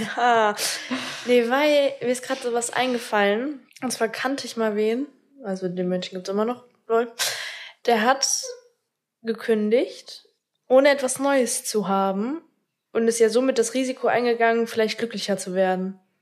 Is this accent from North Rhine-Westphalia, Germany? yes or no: yes; Minden, North Rhine-Westphalia, Germany; moved away as an adult; now in Bad Oeynhausen, Germany; Minden ist meine Heimatstadt, ist auch so der Fleck, wo ich mich wirklich wohl gefühlt habe.